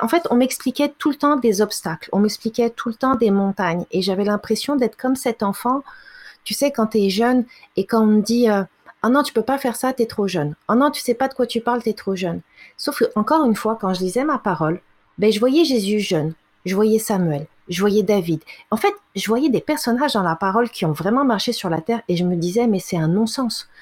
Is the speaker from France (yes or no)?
yes; France; now in Canada; j'ai été élevée en France